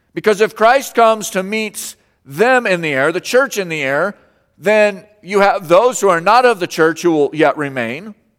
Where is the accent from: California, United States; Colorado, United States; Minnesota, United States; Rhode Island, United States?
Colorado, United States; moved away; I grew up in Colorado